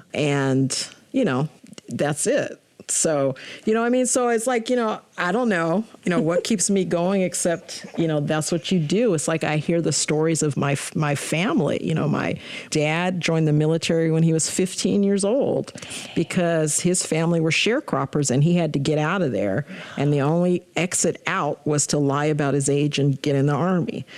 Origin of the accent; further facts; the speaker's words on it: Spokane, Washington, United States; Spokane is home It has always felt like home